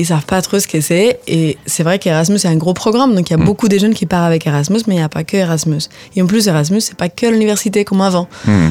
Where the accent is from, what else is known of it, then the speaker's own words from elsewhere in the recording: Spain; French is a second language; moved away as an adult; also born or lived in Finland / Ireland; now in France; moi, je suis espagnole, donc j'habitais en Espagne